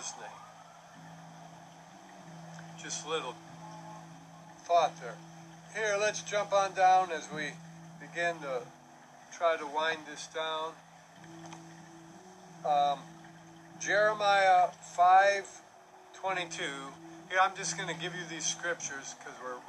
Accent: Milwaukee, Wisconsin, United States; also born or lived in Tulsa, Oklahoma / New Mexico / Louisville, Kentucky / Greeley, Colorado; now in Florida, United States; when I grew up in Milwaukee

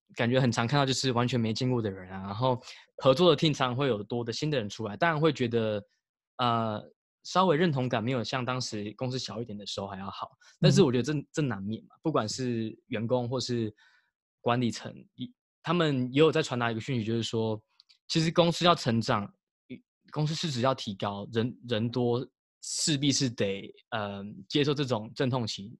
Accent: Taiwan; now in United States; 从小还是在台湾长大

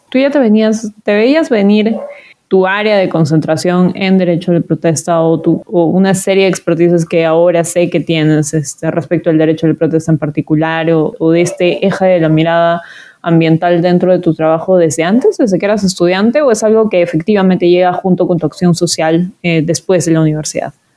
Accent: Cusco, Peru; a mí como cusqueña

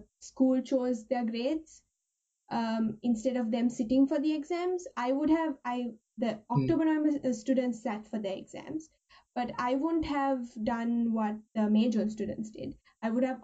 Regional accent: Sri Lanka; moved away as an adult; now in Japan; I'm from Sri Lanka originally. I moved to Japan a week ago.

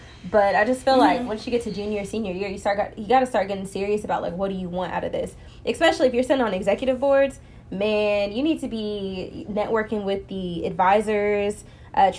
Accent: Plano, Texas, United States; I'm from Plano

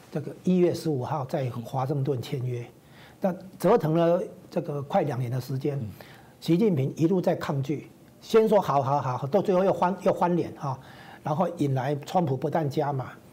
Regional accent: Taiwan; 这绝对不是说我们台湾这边能比得上的啦

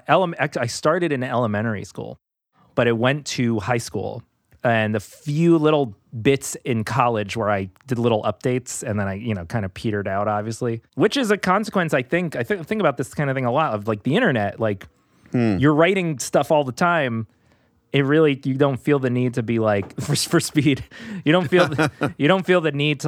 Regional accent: New York City, New York, United States; Growing up in New York City

